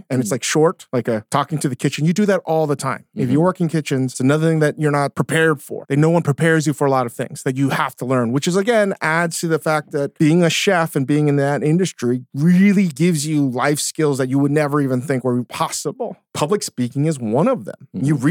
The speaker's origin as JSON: {"language": "English", "country": "South Korea", "said": "except that like now I'm not going to tell people I'm Korean."}